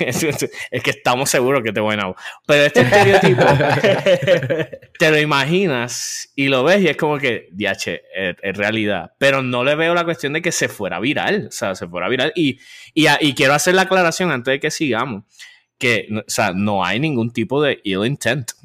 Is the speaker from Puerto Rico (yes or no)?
yes; San Juan metropolitan area, Puerto Rico; accent: área metro de Puerto Rico; nuestro acento hasta ahora, el área metro de Puerto Rico.